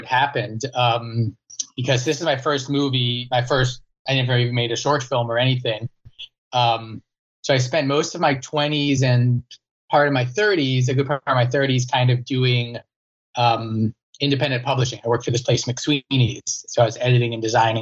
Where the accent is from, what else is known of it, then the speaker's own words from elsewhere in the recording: Virginia, United States; I'm from Virginia